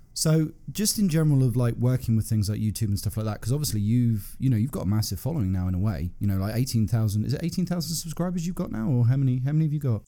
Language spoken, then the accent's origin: English; United Kingdom; I grew up in Britain, nineties was sort of my main teenage years.